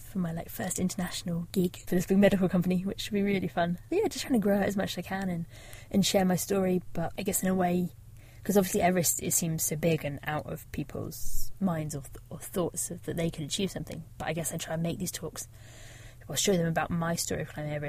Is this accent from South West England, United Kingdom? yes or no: yes; Devon, South West England, United Kingdom; I grew up in Devon, right on the south coast